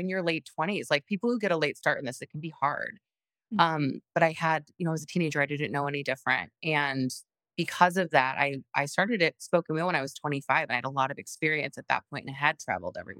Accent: Elmhurst, Illinois, United States; I grew up in Elmhurst

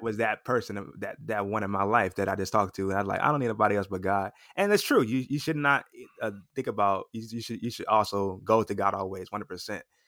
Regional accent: Los Angeles, California, United States; moved away as an adult; now in Atlanta, United States; I'm originally from Los Angeles, California. I recently moved to Atlanta, Georgia about a year ago

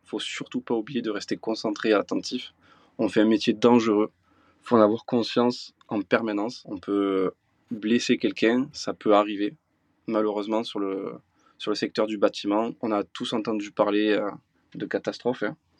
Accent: south of France, France; je suis originaire du sud de la France, là où j'exerce mon métier de grutier depuis bientôt 15 ans, dans le Gard et dans les l'Hérault

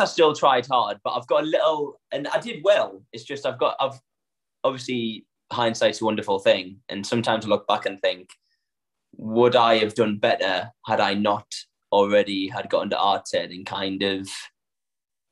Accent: Sunderland, North East England, United Kingdom; accent: northern; now in London, United Kingdom; I'm from Sunderland in the northeast

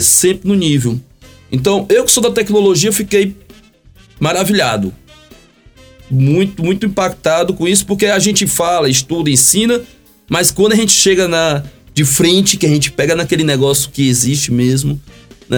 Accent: Brazil

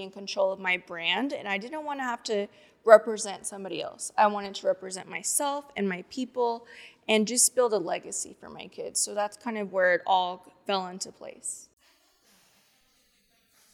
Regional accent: Corpus Christi, Texas, United States; now in Houston, United States; I'm from Corpus Christi, Texas

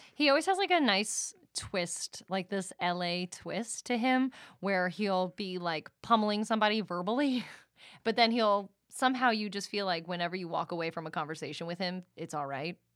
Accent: East Coast, United States; now in Los Angeles, United States; we're both from the East Coast

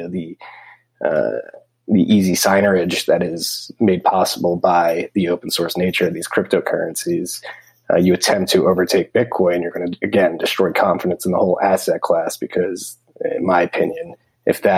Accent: United States; I'm an American

